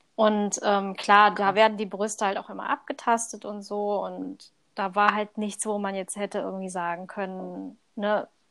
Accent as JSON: {"language": "German", "country": "Thailand", "moved": "yes", "said": "Also ursprünglich komme ich aus Thailand"}